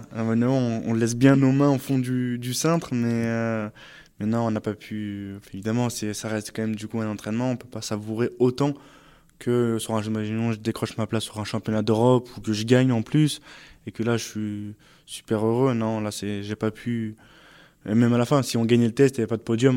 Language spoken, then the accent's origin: French; Saint-Martin-d'Hères, Auvergne-Rhône-Alpes, France; moved away as an adult; also born or lived in Grenoble; now in Île-de-France, France; j'ai grandi à Saint-Martin-d'Air, euh, j'ai étudié euh, enfin, vraiment dans, à Grenoble, et enfin, j'ai fait presque toute ma vie à Grenoble